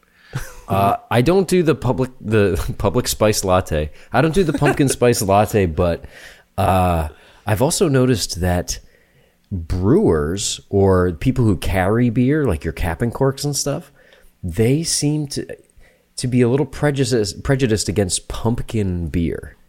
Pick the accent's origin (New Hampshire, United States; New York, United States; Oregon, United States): New Hampshire, United States; moved away; I'm from New Hampshire